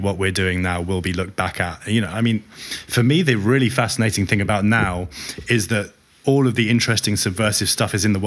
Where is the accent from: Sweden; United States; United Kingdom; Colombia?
United Kingdom; I'm so attached to being British.